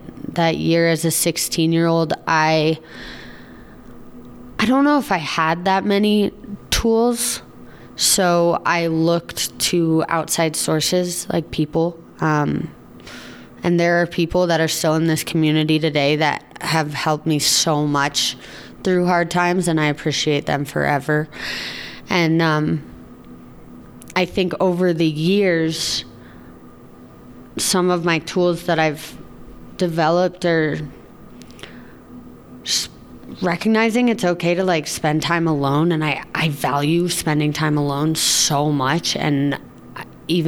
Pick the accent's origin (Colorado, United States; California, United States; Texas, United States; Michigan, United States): Colorado, United States; Steamboat Springs; growing up in Steamboat and snowboarding on the team.